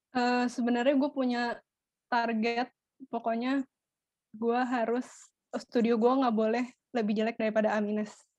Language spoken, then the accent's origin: Indonesian; Jakarta, Indonesia; Jakarta Utara gue Utara